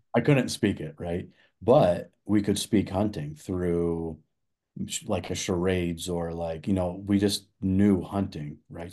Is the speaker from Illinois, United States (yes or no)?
no; Nebraska, United States; moved away as an adult; now in Colorado, United States; I grew up in the Midwest and we didn't, there's no elk hunting in Nebraska, that's where I'm from